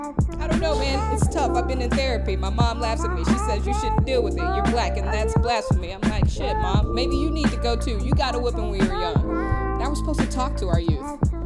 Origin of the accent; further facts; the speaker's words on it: Killeen, Texas, United States; moved away; I am from 45 minutes north.